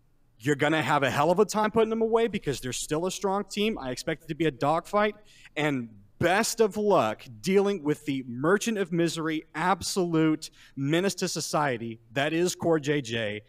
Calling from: Houston, Texas, United States; I am calling from Houston, Texas.

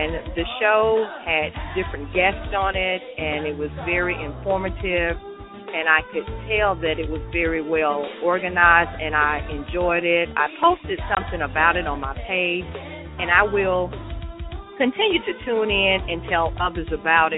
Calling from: Memphis, Tennessee, United States; I'm calling from Memphis, Tennessee.

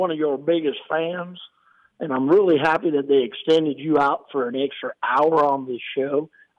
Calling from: Tampa, Florida, United States; I'm calling from Tampa, Florida.

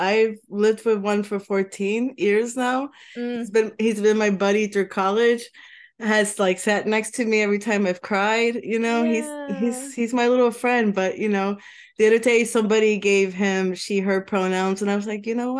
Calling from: Washington, District of Columbia, United States; Washington DC, Trinidad area is a great area. I've been living here for like 9 months

